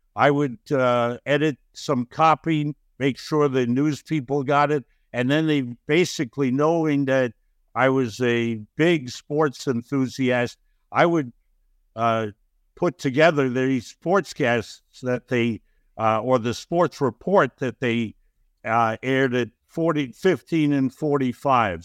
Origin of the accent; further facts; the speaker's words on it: New York City, New York, United States; also born or lived in Ulm, Germany; a youngster growing up in Brooklyn